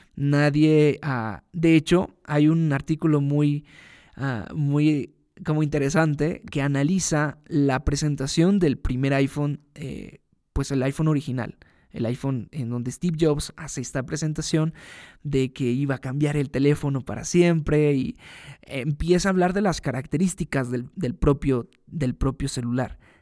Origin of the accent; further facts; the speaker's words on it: Veracruz, Mexico; moved away as an adult; also born or lived in Mexico City; me mudé a la Ciudad de México, desde Veracruz, de donde yo soy